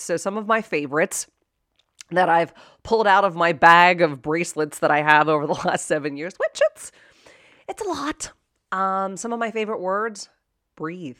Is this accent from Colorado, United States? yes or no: no; Pittsburgh, Pennsylvania, United States; I was born and raised in Pittsburgh, Pennsylvania